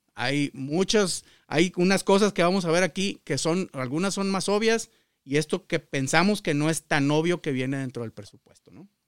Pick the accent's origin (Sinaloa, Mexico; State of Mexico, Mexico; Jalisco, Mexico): Sinaloa, Mexico; Culiacán; moved away as an adult; also born or lived in Celaya, Guanajuato; now in United States; yo nací en el estado de Sinaloa, en Culiacán.